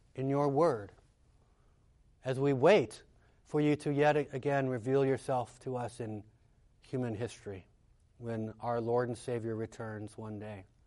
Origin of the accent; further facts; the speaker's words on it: United States; As an American